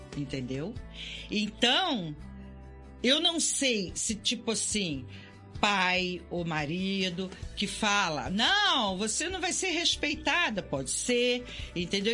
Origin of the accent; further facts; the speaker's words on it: Volta Redonda, Rio de Janeiro, Brazil; eu morava em Volta Redonda, eu sou de Volta Redonda, nascido em Volta Redonda